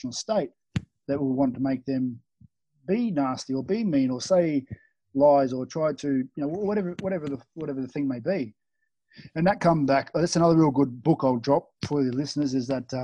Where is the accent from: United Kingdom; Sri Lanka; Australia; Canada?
Australia; moved away as an adult; now in Bali, Indonesia; Growing up in Australia